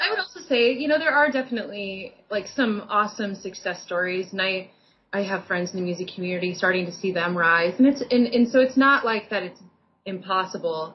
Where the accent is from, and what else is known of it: Iowa, United States; born or raised there; now in Portland, United States